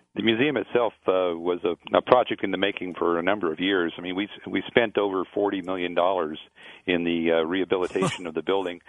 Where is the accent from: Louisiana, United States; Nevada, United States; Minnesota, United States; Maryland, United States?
Nevada, United States; Las Vegas; I grew up here in Las Vegas in the 50s and 60s